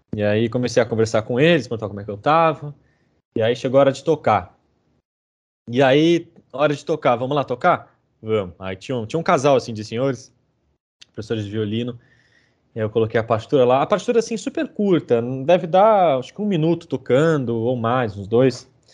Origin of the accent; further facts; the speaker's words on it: Brazil; moved away as an adult; now in Manchester, United Kingdom; sendo brasileiro